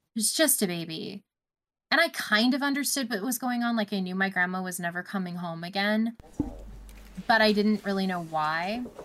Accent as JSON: {"language": "English", "country": "Canada", "said": "I don't traditionally celebrate as a Canadian"}